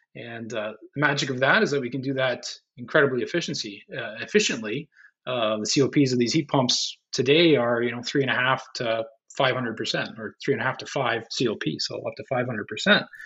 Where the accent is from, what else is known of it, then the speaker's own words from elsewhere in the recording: St. Catharines, Ontario, Canada; I grew up in St. Catharines